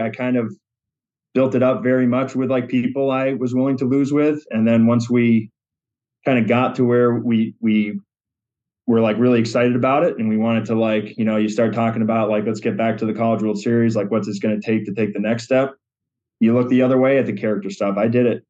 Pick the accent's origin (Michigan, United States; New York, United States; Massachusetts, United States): Massachusetts, United States; Western; moved away as an adult; now in Granby, United States; we were Western Mass natives up until that point. So finally became a Connecticut resident